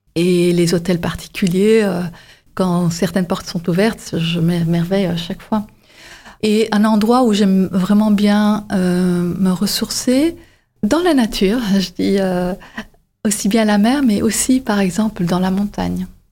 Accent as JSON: {"language": "French", "town": "Antwerp", "region": "Flanders", "country": "Belgium", "tie": "born or raised there", "also_born_or_lived": "Paris", "moved": "as an adult", "lives_now": "Montpellier, France", "said": "Je suis originaire de la Belgique et du côté flamand, euh, plus précisément Anvers."}